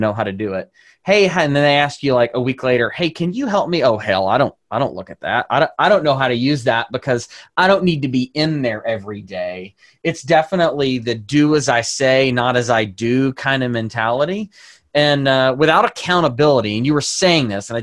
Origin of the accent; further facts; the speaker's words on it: the South, United States; accent: southern; my southern accent